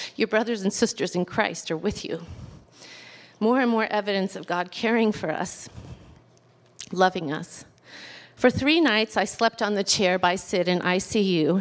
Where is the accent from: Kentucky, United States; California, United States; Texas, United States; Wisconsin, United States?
California, United States; Southern; I was raised on Southern California beaches